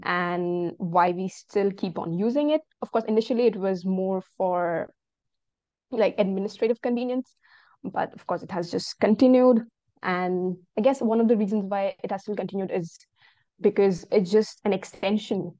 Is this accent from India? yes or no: yes; Northeast India, India; now in North India; I am from Northeast India